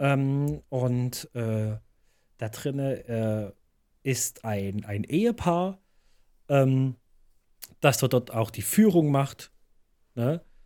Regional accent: Leipzig, Saxony, Germany; bei uns in Leipzig

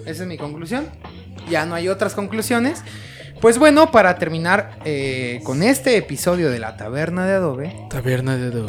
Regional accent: Zumpango, State of Mexico, Mexico; los que somos de Zumpango

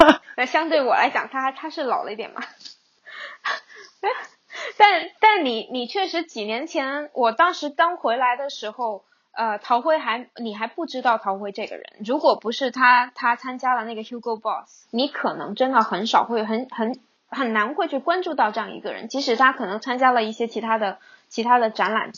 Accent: Hong Kong; 我是在香港长大的

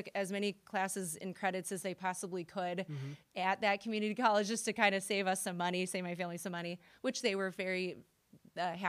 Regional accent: Springfield, Illinois, United States; moved away as an adult; now in Carbondale, United States; I'm originally from Springfield, Illinois.

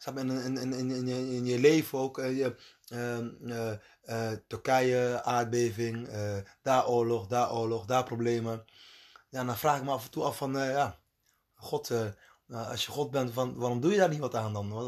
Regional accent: Colombia; now in Netherlands; waar ik vandaan kom, waar ik geboren ben, zijn de meeste mensen katholiek. Dus dat is, ja, in Colombia

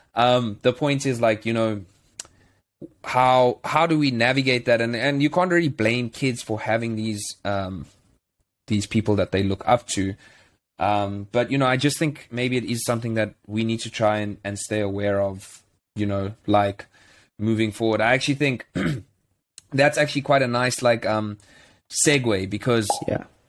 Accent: South Africa; moved away; as a South African

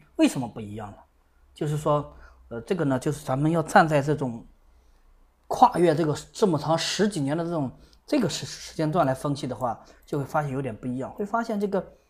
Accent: China; 我们中国人啊，对这个飞利浦的印象啊特别深刻

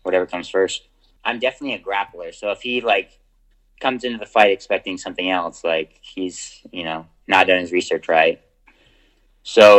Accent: United States; as an American

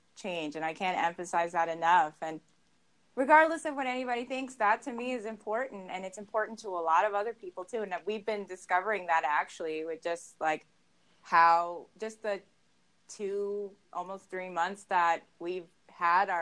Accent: Arvada, Colorado, United States; I grew up in Arvada, Colorado, and I actually went to Arvada High School

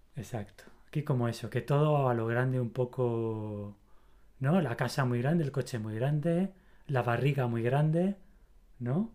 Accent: Spain; soy español, ¿no? Soy del país de la pasión

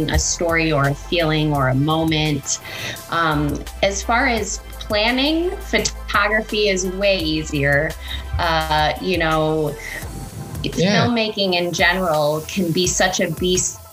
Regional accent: Michigan, United States; accent: Michigan; moved away as an adult; now in Los Angeles, United States; I'm from Michigan, so Michigan is a state that has a very thick accent, so I even pronounce my own name wrong just based on where I'm from

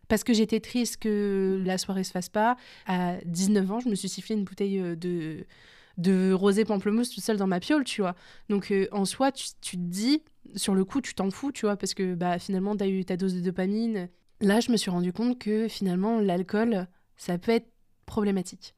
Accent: France; on est français

